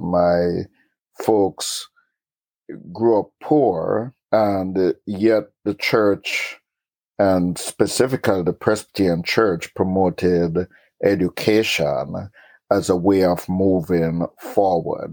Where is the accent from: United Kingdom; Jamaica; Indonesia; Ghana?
Jamaica; moved away; also born or lived in Kingston, Jamaica / Queens, New York; I was born in Kingston, Jamaica, and grew up in rural Jamaica